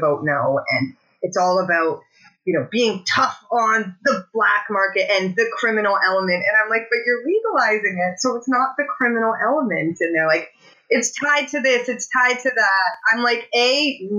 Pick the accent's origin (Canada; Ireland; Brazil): Canada; Alberta; now in Hamilton, Canada; I'm from Alberta